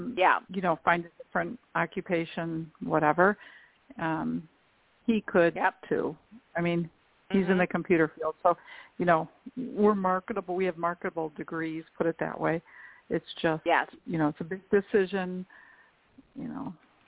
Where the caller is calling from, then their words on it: Illinois, United States; I'm calling … from Illinois